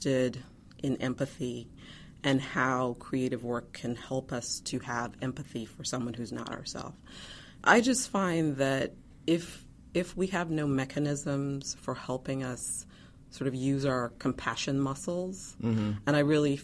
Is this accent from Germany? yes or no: no; Guyana; now in Chapel Hill, United States; I was born in Guyana, South America